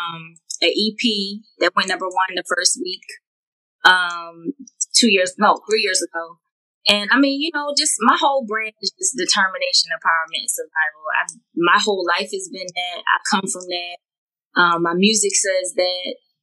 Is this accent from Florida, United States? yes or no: no; Philadelphia, Pennsylvania, United States; I'm originally from Philly, born and raised